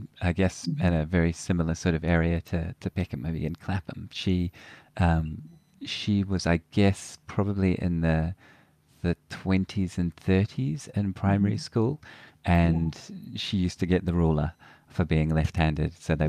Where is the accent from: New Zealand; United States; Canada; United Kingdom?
New Zealand; when I was growing up in New Zealand a long time later, right in the 80s